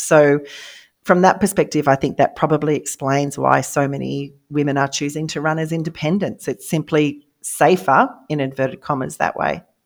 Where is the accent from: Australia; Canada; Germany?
Australia; I am Australian